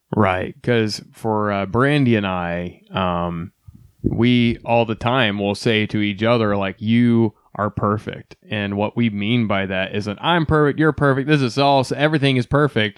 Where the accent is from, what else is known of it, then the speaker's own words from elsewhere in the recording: Ohio, United States; moved away; also born or lived in Texas; I came from Ohio, which is now where we are currently residing